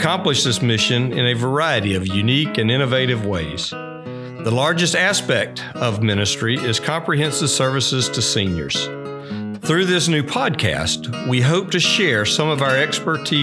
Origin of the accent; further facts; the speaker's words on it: Dowling Park, Florida, United States; I grew up in Dowling Park, so the village has always been a part of my life